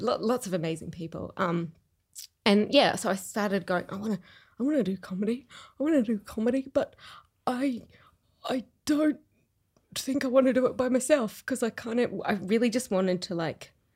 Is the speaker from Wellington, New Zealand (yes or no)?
no; Rotorua, Bay of Plenty, New Zealand; now in Melbourne, Australia; I grew up in New Zealand.